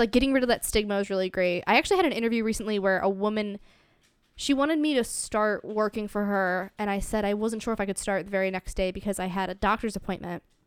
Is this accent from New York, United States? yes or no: no; Ohio, United States; I grew up in Ohio, so it's a lot smaller town.